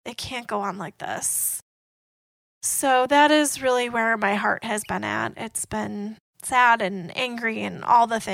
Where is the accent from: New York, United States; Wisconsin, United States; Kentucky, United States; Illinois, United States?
Wisconsin, United States; moved away; I grew up in Wisconsin, and I actually grew up about an hour and a half from Kenosha